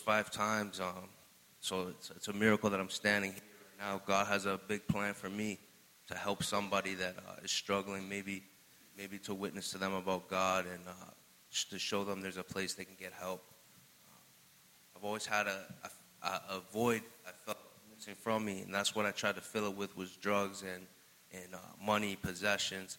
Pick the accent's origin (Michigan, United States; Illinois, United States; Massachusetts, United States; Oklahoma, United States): Massachusetts, United States; Fitchburg; I'm from Fitchburg, Massachusetts. Growing up, I had a great life